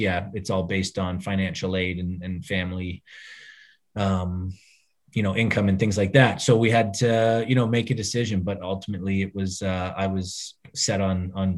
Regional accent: Toronto, Ontario, Canada; growing up in Toronto, you played hockey

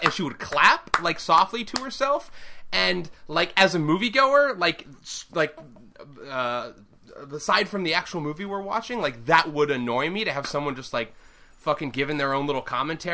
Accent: Milton, Massachusetts, United States; my hometown, Milton.

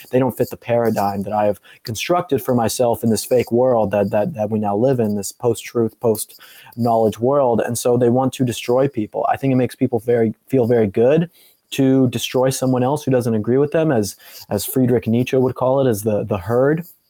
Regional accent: Colorado, United States; I'm from Colorado

